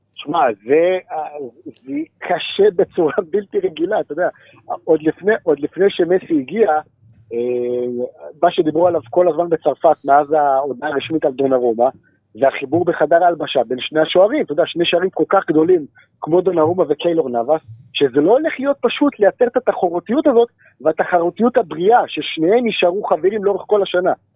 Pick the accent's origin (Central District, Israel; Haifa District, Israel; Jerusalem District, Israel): Jerusalem District, Israel; Jerusalem; בתור ירושלמי אני אוהד את ביתר